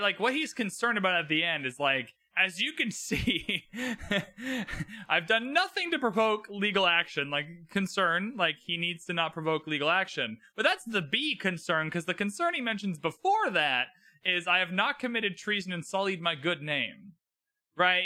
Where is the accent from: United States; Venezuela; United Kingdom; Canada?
Canada